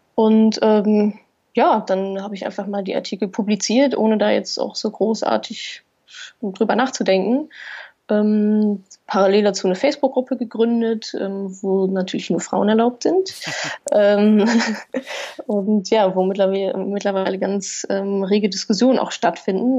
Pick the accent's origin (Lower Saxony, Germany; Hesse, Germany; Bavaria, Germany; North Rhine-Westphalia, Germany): North Rhine-Westphalia, Germany; Ruhr area; ich komme ja aus dem Wohngebiet